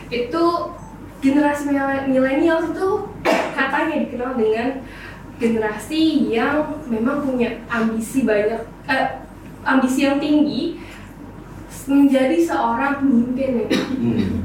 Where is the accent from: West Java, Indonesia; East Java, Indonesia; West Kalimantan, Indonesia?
West Java, Indonesia; Purwakarta; saya dari Purwakarta Pak